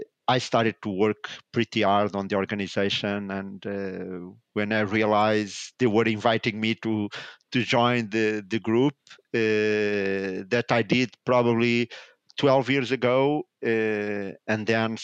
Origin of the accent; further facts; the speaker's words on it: Lisbon, Portugal; I'm based in Portugal. I was born in Portugal, in Lisbon. I spent majority of my life here.